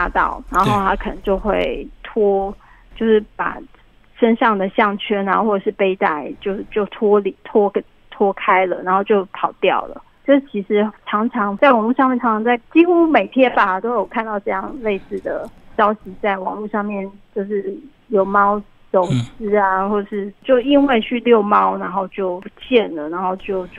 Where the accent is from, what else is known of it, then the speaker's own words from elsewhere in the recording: Taiwan; 因为是我们台湾的这个环境并不适合。